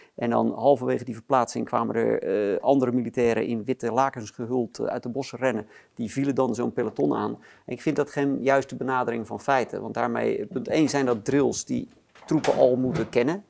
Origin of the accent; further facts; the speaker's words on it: Netherlands; als Nederlanders